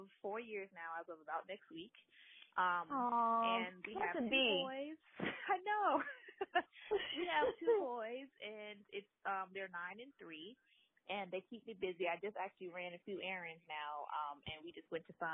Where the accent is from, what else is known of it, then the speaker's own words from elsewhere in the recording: South Carolina, United States; I am from South Carolina. I was raised here.